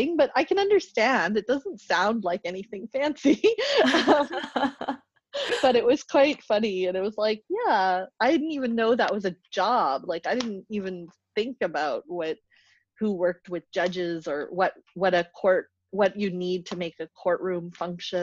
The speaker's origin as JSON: {"language": "English", "town": "Grande Prairie", "region": "Alberta", "country": "Canada", "tie": "born or raised there", "said": "I grew up in Grand Prairie, Alberta"}